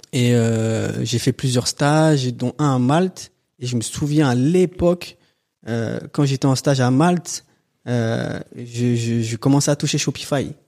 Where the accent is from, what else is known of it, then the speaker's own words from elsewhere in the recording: Antony, Île-de-France, France; also born or lived in Châtenay-Malabry; J'ai grandi à Antony dans le 92.